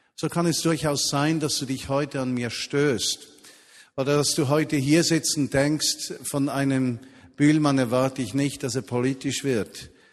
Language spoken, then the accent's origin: German; Switzerland; bei uns in der Schweiz